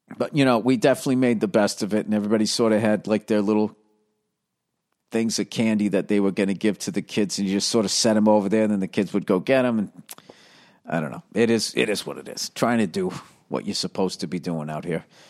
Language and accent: English; Boston, Massachusetts, United States; I'm from the Boston area